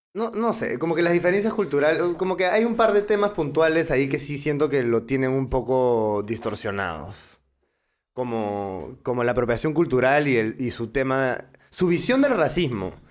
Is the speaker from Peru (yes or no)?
yes; Peru